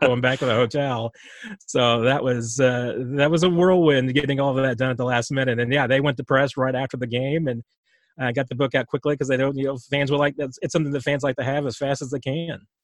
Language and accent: English; Springfield, United States; I grew up in Springfield, you know, where the team was